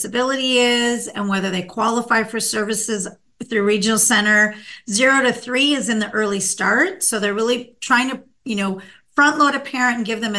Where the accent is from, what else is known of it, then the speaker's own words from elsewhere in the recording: Minnesota, United States; now in California, United States; I grew up in Minnesota, and we had what was called a state hospital in my local town